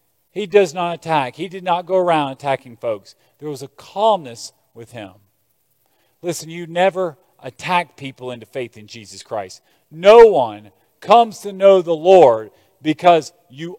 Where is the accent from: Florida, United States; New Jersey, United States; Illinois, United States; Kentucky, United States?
Kentucky, United States; Lexington; growing up in Lexington, small town Kentucky, Appalachia, coal mining villages